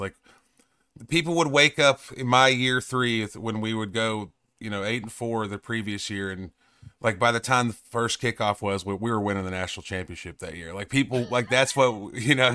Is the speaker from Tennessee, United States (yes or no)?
yes; East Tennessee, United States; growing up in East Tennessee